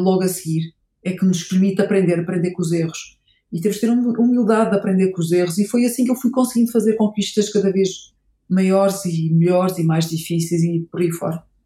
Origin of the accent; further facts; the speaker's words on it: Portugal; sou portuguesa.